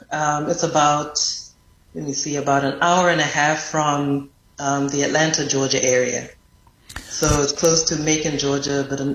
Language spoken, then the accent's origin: English; Harare, Zimbabwe; accent: Zimbabwean; moved away as an adult; now in Epps, Alabama, United States; in Zimbabwe, I grew up in the capital city, Harare. And I find it very funny that I found myself living and working in a rural community in Alabama. I remember when I came to the U.S., I came to the U.S. on a tennis